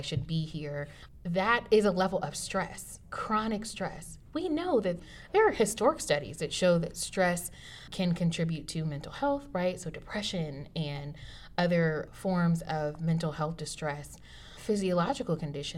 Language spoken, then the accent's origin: English; United States; I'm African American, and my ancestors did not choose to come here